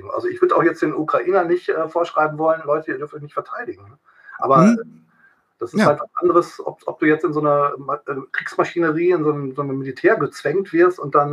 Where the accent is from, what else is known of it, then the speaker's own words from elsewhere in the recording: East Germany, Germany; also als Ossi, {S0} {S1} als Ossi da hingebracht wurde in den Knast